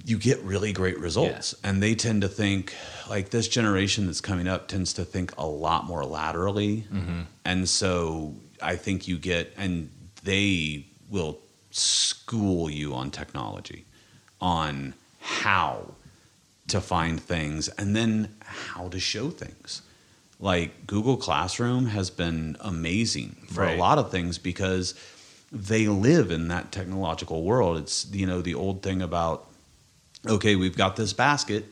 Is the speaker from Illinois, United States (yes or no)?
no; Kansas, United States; I'm from Kansas